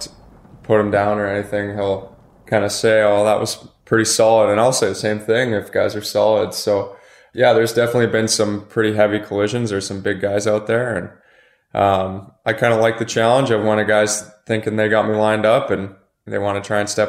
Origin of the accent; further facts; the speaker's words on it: Western Canada, Canada; growing up in Western Canada